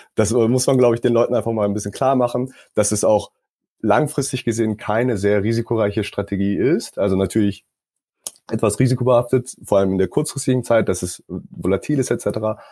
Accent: South Korea; also born or lived in Stockholm, Sweden; now in Berlin, Germany; ursprünglich komme ich aus Südkorea, äh, bin jetzt aber doch seit einigen Jahren in Deutschland

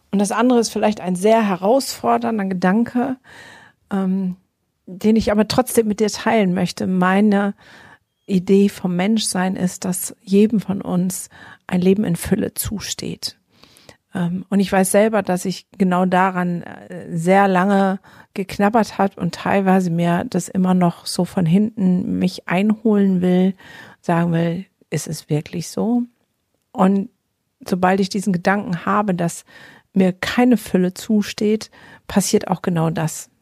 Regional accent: Germany; bei uns in Deutschland

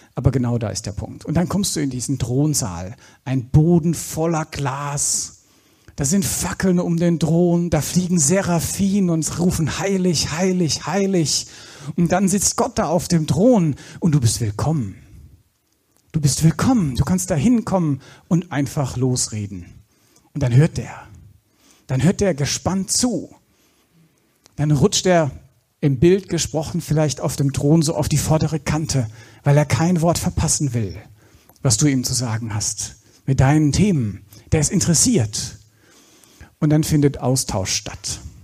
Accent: Black Forest, Baden-Württemberg, Germany; im Schwarzwald, wo ich herkomme

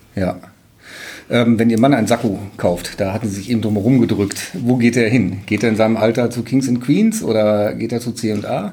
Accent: Münster, North Rhine-Westphalia, Germany; moved away; also born or lived in Emden; Ich komme gebürtig aus Münster

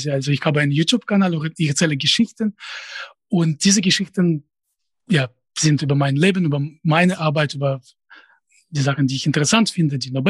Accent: Russia; first language Russian; German is a second language; einfacher und auf Russisch weiß ich nicht. Das, das wäre einfach in, in bestimmten Sinne. Natürlich, das ist meine Muttersprache. Sie kann nicht ohne Akzent sprechen, aber ich habe keine Ahnung, wer meine Zielgruppe sein würde. Also ich befinde mich außerhalb des äh, Zusammenhangs mit Russland seit äh, 2007 schon

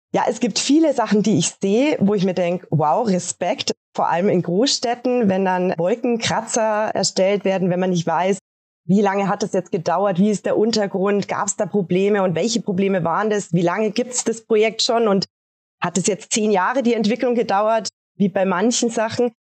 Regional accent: Regensburg, Bavaria, Germany; bei uns in Regensburg

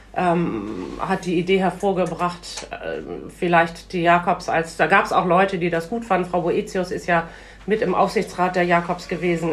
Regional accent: Bremen, Germany; ich bin ja in, der, in Schwahausen schon groß geworden

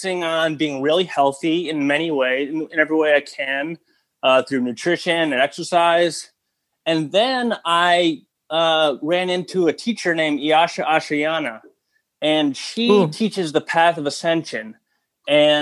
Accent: Minneapolis, Minnesota, United States; moved away as an adult; now in Madison, United States; I was raised in Minneapolis, Minnesota

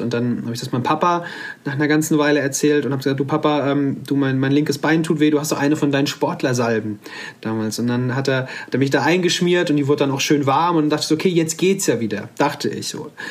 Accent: Offenbach district, near Frankfurt am Main, Hesse, Germany; Ich komme aus dem Kreis Offenbach am Main ähm, in der Nähe von Frankfurt am Main

